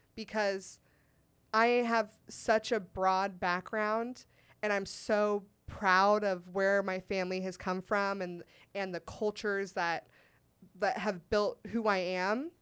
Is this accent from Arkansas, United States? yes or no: no; Sacramento, California, United States; I went to Saint Ignatius in Sacramento